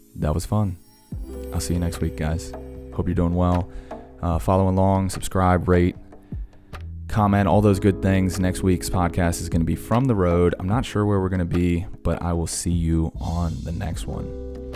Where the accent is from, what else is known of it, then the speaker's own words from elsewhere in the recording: Blacksburg, Virginia, United States; my hometown in Blacksburg